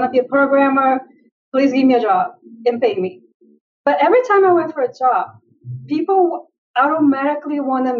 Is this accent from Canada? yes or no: no; Brazil; now in United States; When I was growing up in Brazil, there were no computers anywhere in my radius